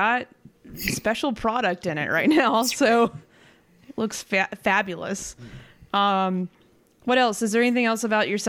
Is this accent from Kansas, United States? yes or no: no; Oxford, Alabama, United States; I'm from Oxford, Alabama, and that's where I grew up. That's where I went to high school.